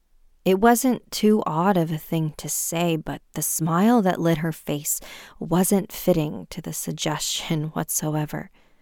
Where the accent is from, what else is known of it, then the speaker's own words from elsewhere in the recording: China; Growing up in China, I remember forcing my eyes shut as hard as I could every night